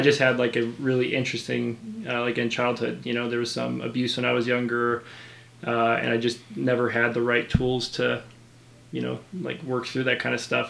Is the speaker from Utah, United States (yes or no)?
yes; Utah, United States; growing up in Utah, non-LDS